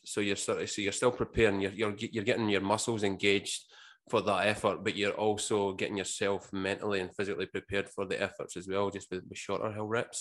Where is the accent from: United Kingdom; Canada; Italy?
United Kingdom; Scotland; moved away as an adult; now in Australia; growing up in Scotland, it was pretty much the, the working man's sport